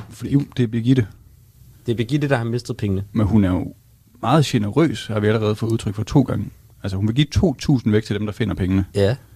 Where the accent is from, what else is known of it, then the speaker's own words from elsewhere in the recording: Vejle, Southern Denmark, Denmark; det spillede vi ikke der, hvor jeg kommer fra.